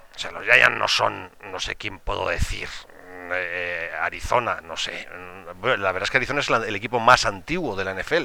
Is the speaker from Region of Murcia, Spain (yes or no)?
no; Valladolid, Castile and León, Spain; yo soy del Pucela porque nací en Valladolid